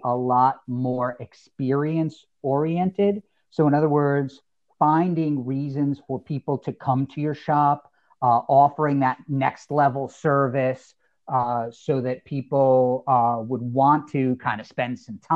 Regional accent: New Jersey, United States; also born or lived in Southern California; I was in Southern California, formative years here in New Jersey, which I know we got a little simpatico going there, both being from Jersey

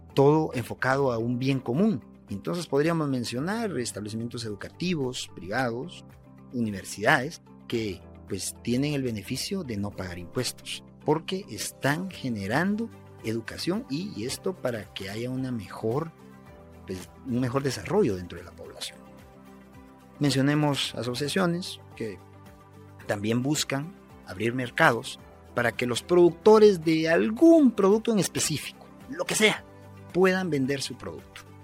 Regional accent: Guatemala; Yo como guatemalteco

